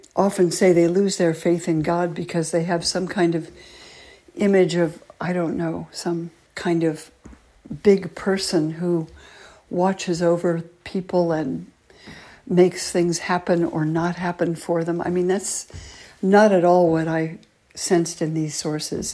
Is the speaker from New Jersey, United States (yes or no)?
no; California, United States; I grew up loving nature, being a Californian, you know, living on that beautiful coast